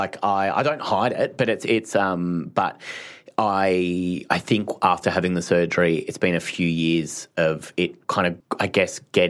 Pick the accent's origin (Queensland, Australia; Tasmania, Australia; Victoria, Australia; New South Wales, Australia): Victoria, Australia; Phillip Island; growing up in Phillip Island, the surfers, you know, like it was very beachy